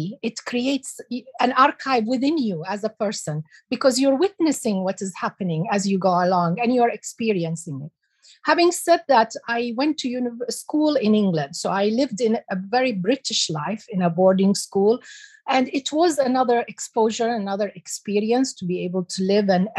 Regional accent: United Arab Emirates; also born or lived in Iraq; I came to the UAE and I grew up in the UAE

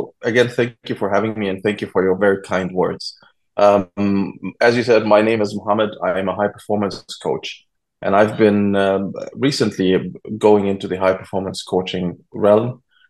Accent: Egypt; now in Germany; And I'm originally from Egypt, but I grew up between Germany and Egypt. And right now I've been living for 15 years back in Germany again.

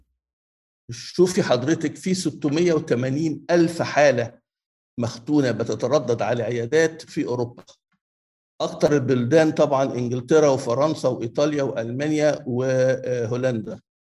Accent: Egypt; الكونسرفاتيف upbringing عندنا في مصر

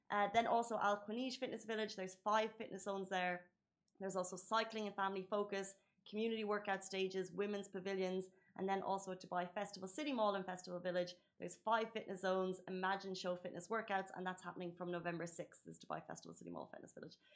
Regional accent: United Kingdom; I'm British and I know that some of the worst people to trust with the cars are the Brits.

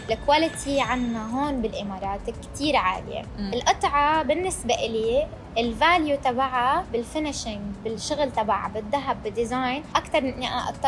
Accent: Syria; now in Dubai, United Arab Emirates; انا مم. سوريه

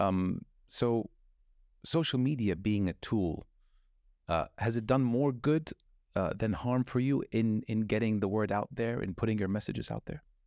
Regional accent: Saudi Arabia; also born or lived in California, United States; I'm Muslim or not say I'm from Saudi Arabia

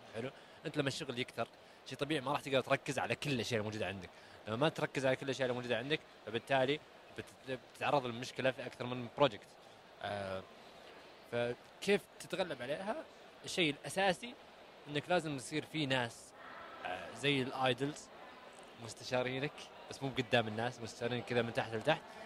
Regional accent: Saudi Arabia; انا كسعودي ستارت اب

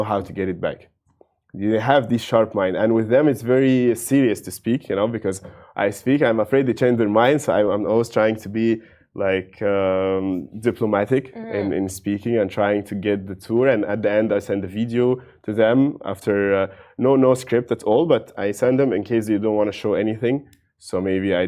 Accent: Cairo, Cairo Governorate, Egypt; English is a second language; moved away as an adult; also born or lived in St. Petersburg, Russia; now in Dubai, United Arab Emirates; I'm originally from Cairo

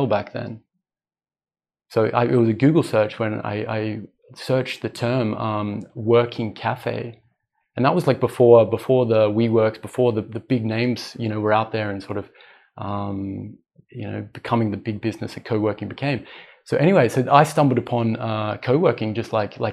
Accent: Australia; moved away as an adult; also born or lived in Europe; now in Dubai, United Arab Emirates; I'm Australian.

